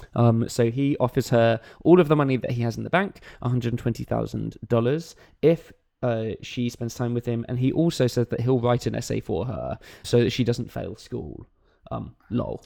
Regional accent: New York, United States; As a New Yorker

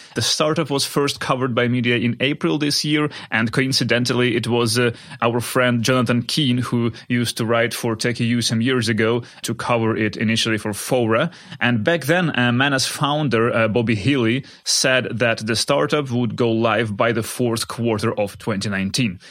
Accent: Kharkiv, Kharkiv Oblast, Ukraine; moved away; spending time in my hometown of Kharkiv in Ukraine

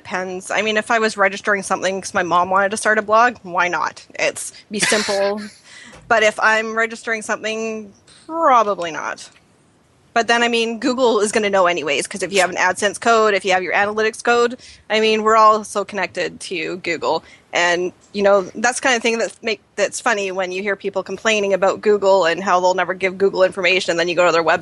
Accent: Canada; we're all Canadian

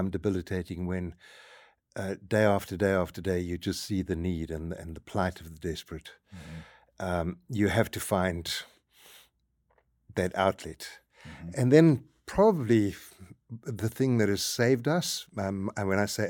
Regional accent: South Africa; moved away as an adult; we are South African, my wife and I, born and raised and spent most of our life there

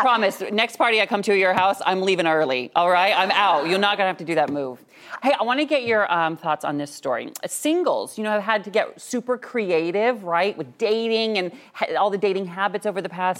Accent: Washington, United States; my home state of Washington

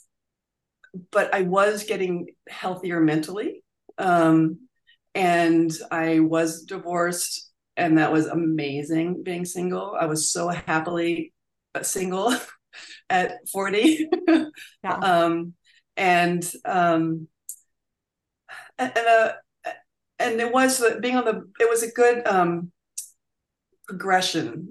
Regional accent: Virginia, United States; I grew up in Virginia

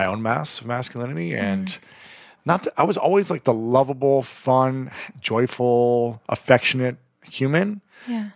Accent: Ohio, United States; where I grew up in Ohio

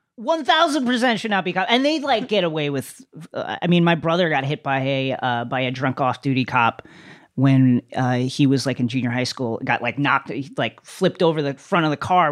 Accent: Bethpage, New York, United States; I grew up in Bethpage, but it was culturally Levittown, is what I tell people

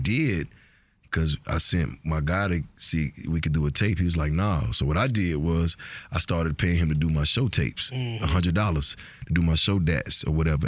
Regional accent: Georgia, United States; accent: Georgia; also born or lived in Fort Lauderdale, Florida; My accent is so Georgia, it ain't funny

